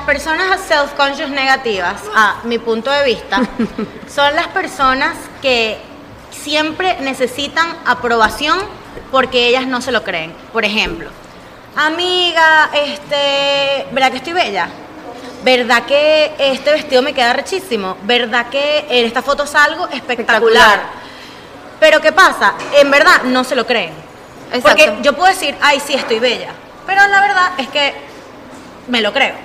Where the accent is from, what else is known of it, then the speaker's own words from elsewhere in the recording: Valencia, Carabobo, Venezuela; mi gente de Valencia